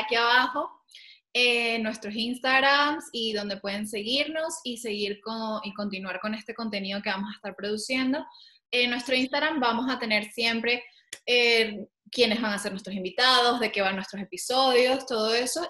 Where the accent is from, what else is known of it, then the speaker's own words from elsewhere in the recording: Venezuela; moved away as an adult; also born or lived in Caracas; now in Madrid, Spain; Yo vivo también en Madrid, soy venezolana, pero vivo en Madrid